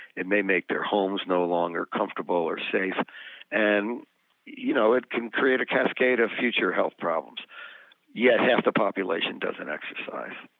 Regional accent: New Jersey, United States; when I was growing up in New Jersey

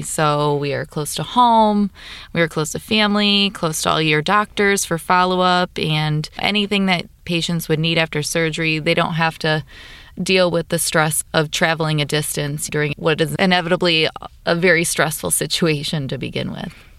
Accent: Kankakee area, Illinois, United States; also born or lived in Chicago, Illinois; I was born and raised in the Kinki area, so locally I attended and graduated from Bishop McNamara

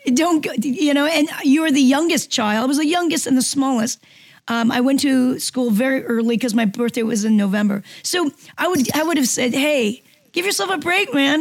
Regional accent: Seoul, South Korea; English is a second language; moved away; It was at a military school in uh, Seoul, Korea. So I was one of the few Korean, um, native Koreans in, um, in a U.S. Army military school. So I, I, it wasn't even my first language.

